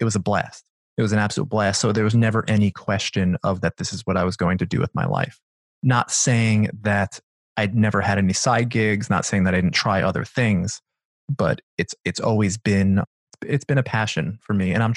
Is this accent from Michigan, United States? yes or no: no; Long Island, New York, United States; I grew up in Long Island, New York, and it's suburbia, as suburbia gets